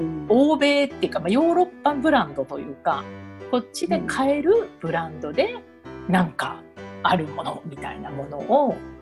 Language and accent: Japanese; Tokyo, Japan; moved away as an adult; now in Paris, France; 東京生まれの東京育